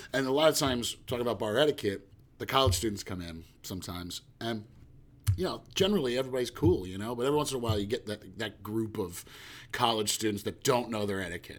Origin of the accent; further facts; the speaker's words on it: West Orange, New Jersey, United States; I was lucky enough to grow up in my hometown in West Orange in Jersey